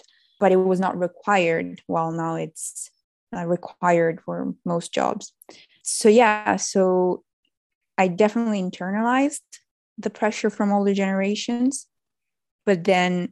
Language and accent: English; Italy; also born or lived in Netherlands; I came back to Italy, my home country